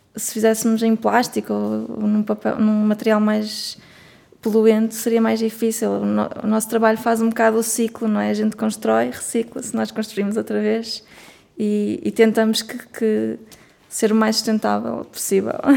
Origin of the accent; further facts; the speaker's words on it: Norte, Portugal; accent: northern; do norte, nós somos como se pode notar a nossa pronúncia